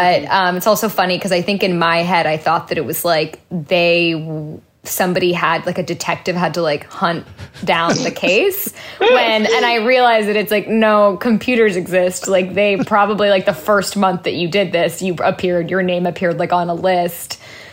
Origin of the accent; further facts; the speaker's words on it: Orinda, California, United States; also born or lived in Sacramento, California; now in Los Angeles, United States; I grew up in Northern California